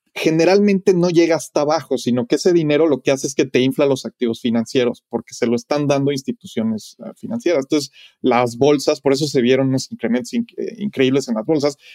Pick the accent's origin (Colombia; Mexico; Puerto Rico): Mexico; now in Los Angeles, United States; Yo como mexicano viviendo en Los Ángeles